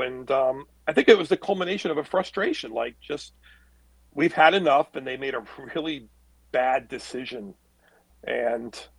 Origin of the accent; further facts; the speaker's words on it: Orange County, New York, United States; I grew up in Orange County my whole life.